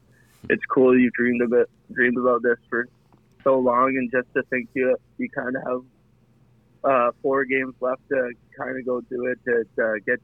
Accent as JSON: {"language": "English", "town": "Kelowna", "region": "British Columbia", "country": "Canada", "tie": "born or raised there", "said": "When I was little growing up in Kelowna, I was the biggest Rockets fan"}